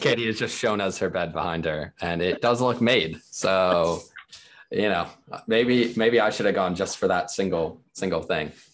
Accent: United States; born or raised there; moved away as an adult; also born or lived in Dubai; now in United Kingdom

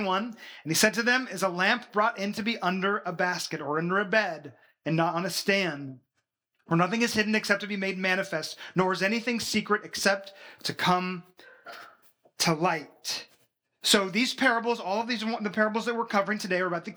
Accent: Washington, United States; moved away as an adult; also born or lived in Florida / Massachusetts; now in Belgium; we were born and raised in Washington State, the very corner of the United States

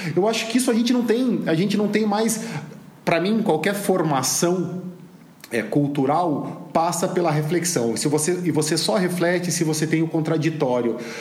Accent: Brazil; Como brasileiro

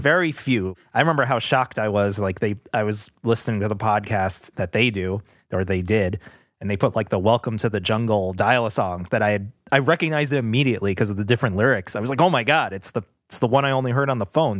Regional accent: New York City, New York, United States; When we were growing up, so we're, we're from Queens

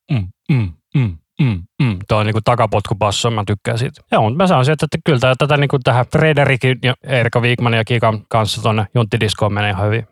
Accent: Finland; me ollaan Suomesta

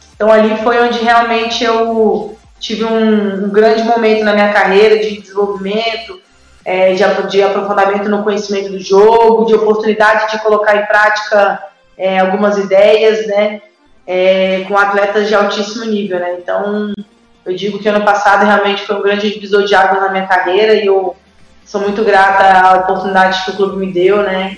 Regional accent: Brasília, Federal District, Brazil; moved away; also born or lived in United States; joguei no Mackenzie, em Brasília, sou de Brasília

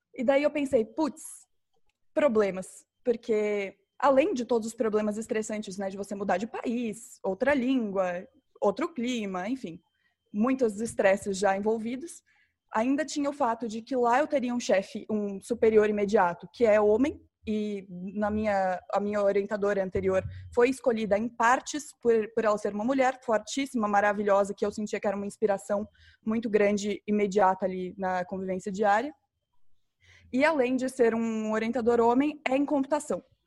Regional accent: Campo Grande, Mato Grosso do Sul, Brazil; moved away; eu sou, sou mato-grossense, é, nasci em Campo Grande, fui criada em Campo Grande, mas saí daqui meio cedo

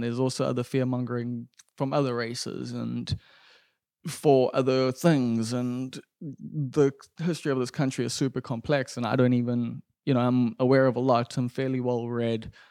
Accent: Durban, KwaZulu-Natal, South Africa; growing up in Umbilo, like this isn't Frenton, this isn't Stunton

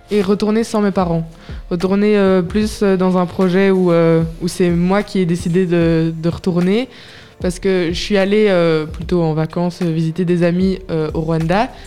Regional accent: Dakar, Senegal; born there; je suis née au Sénégal, oui, à Dakar.

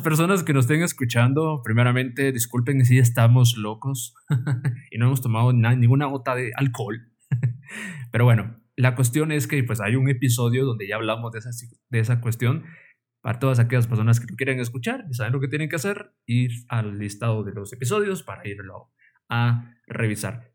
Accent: Guatemala; como buen guatemalteco

